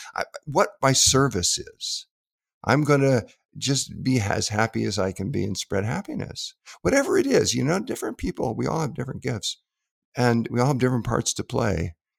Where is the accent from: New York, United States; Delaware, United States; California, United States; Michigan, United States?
California, United States; Southern; growing up in Southern California